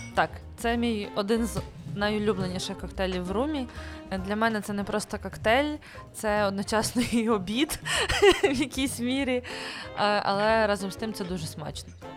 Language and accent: Ukrainian; Kyiv Oblast, Ukraine; Я з Київської області, в нас не було такої традиції